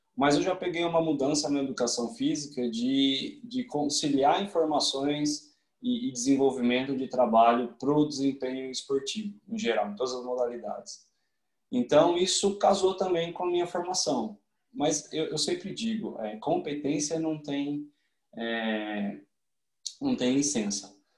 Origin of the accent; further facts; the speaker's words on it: Campinas, São Paulo, Brazil; moved away as an adult; now in Switzerland; eu sou de Campinas, São Paulo